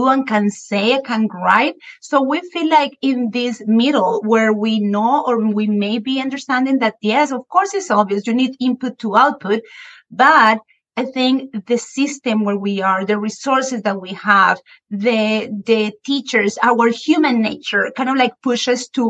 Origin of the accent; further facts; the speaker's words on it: Colombia; a Spanish teacher born and raised in Colombia